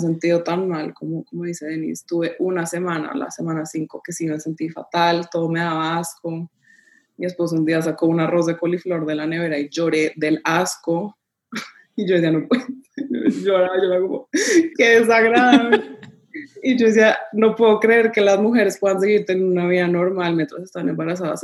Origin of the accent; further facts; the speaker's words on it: Colombia; now in Panama; yo soy colombiana, mi esposo es italiano, vivimos en Panamá